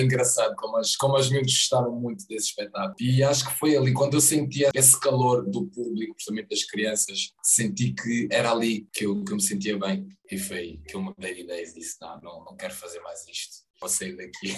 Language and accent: Portuguese; Loures, Lisbon, Portugal; also born or lived in Angola; no bairro onde eu cresci, é na Portela da Zóia, pertence ali a Bobadela